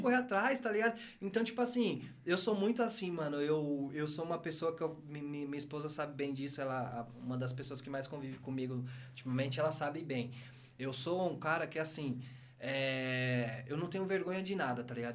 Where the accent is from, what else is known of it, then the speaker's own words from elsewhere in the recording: São Paulo, Brazil; moved away; eu amo meu bairro, mano, não onde eu nasci